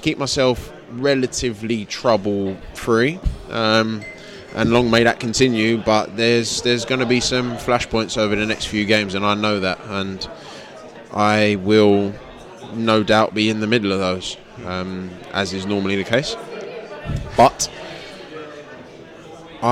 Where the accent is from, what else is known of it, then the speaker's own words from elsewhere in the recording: London, United Kingdom; this is home. I was born in Greenwich Hospital, which is now a block of flats